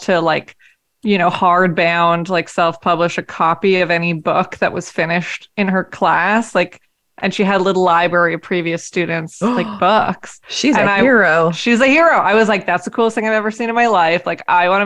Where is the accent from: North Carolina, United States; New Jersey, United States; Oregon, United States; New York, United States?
Oregon, United States; Tigard; also born or lived in Portland, Oregon; I was born in Portland, Oregon. I grew up in Tigard